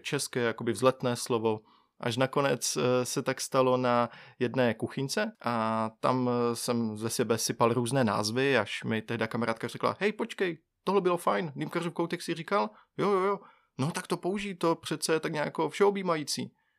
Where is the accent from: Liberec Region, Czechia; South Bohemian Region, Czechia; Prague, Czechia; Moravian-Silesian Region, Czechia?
Moravian-Silesian Region, Czechia; Bohumín; já pocházím z Bohumína, což je malé město vedle Ostravy